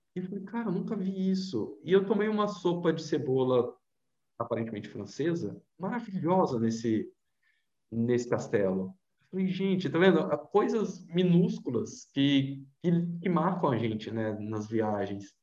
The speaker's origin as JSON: {"language": "Portuguese", "town": "Vitória", "region": "Espírito Santo", "country": "Brazil", "said": "Eu sou de Vitória, Espírito Santo"}